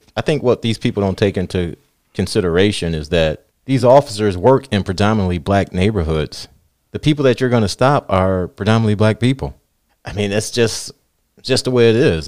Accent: Southfield, Michigan, United States; I grew up in Southfield

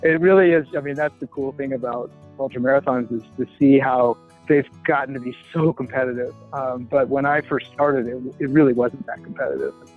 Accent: Boulder, Colorado, United States; I grew up in Boulder

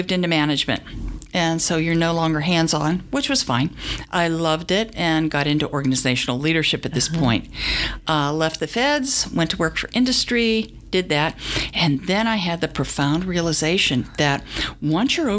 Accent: Pittsburgh, Pennsylvania, United States; I grew up in Pittsburgh, Pennsylvania.

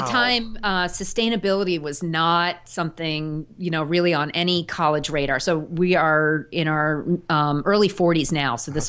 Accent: Sagaponack, New York, United States; my summer job was working on an organic farm down in my hometown. Yes, when I was in high school and college, and the farm is still there. It's in Sagaponack, New York. I grew up on the eastern end of Long Island, near the ocean.

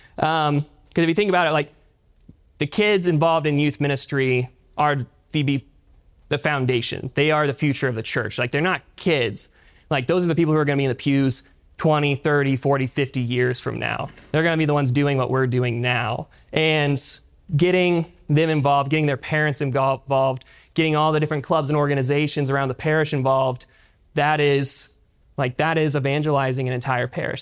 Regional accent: Pryor, Oklahoma, United States; I grew up in Pryor, attending uh, St. Mark's parish up there.

